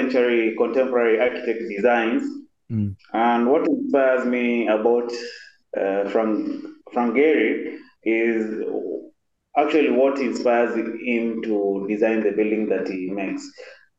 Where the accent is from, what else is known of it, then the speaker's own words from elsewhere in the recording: Kitui, Kitui County, Kenya; now in Nairobi, Kenya; I'm from Kenya. Okay. Living in Nairobi, but I come from the lower eastern part of Kenya called Kitui.